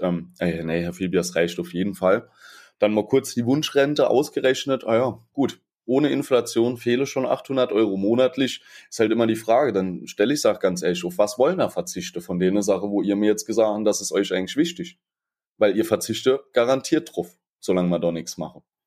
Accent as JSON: {"language": "German", "region": "Saarland", "country": "Germany", "said": "bei uns im Saarland"}